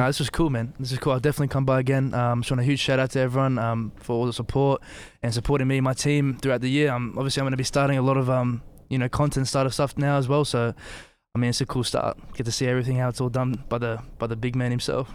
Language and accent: English; Australia; also born or lived in Bosnia and Herzegovina; I'm Australian and Bosnian